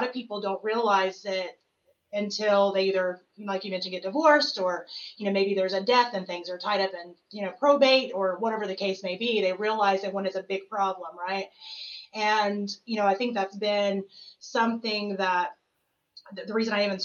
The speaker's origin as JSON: {"language": "English", "region": "the South", "country": "United States", "said": "I come from the South where you get married"}